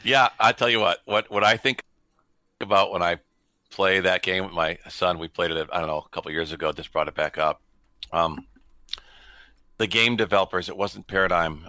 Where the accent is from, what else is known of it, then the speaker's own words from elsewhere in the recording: Detroit, Michigan, United States; I grew up in Detroit